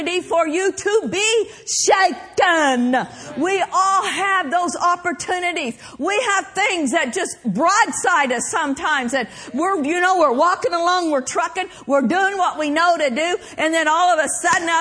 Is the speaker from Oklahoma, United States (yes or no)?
yes; Oklahoma, United States; I grew up in Oklahoma, and that where we lived was considered Tornado Alley